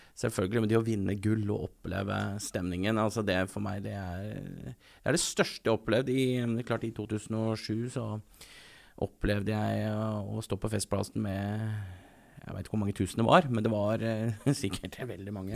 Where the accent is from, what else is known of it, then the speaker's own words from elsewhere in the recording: Eastern Norway, Norway; now in Bergen, Norway; Jeg er fra Østlandet, så kanskje østbergenser. Altså jeg på en måte er født østlending